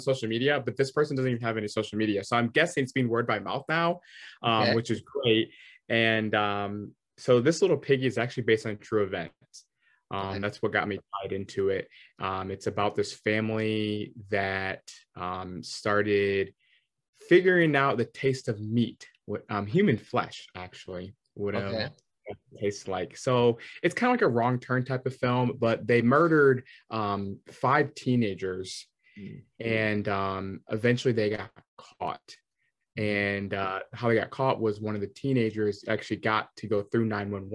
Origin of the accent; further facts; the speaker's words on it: Michigan, United States; I grew up in Michigan